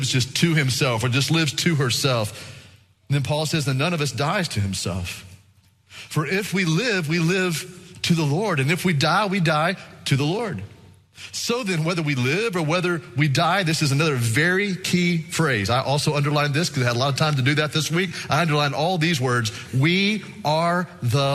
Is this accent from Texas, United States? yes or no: yes; Texas, United States; we're from Texas.